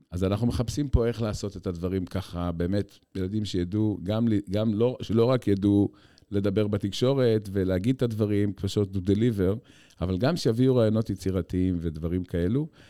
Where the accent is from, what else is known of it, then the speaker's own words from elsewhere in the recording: Haifa, Haifa District, Israel; אני בתור ילד שגדל בחיפה של שנות ה-70